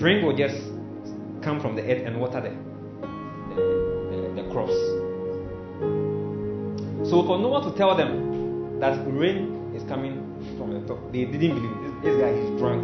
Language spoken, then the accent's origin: English; Kumasi, Ashanti, Ghana; English is a second language; I'm coming from Kumasi. I don't understand English.